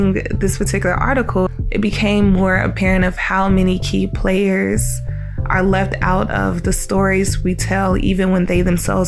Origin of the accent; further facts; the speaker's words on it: Denver, Colorado, United States; moved away; I'm from Denver, Colorado, but both of my parents were from the South.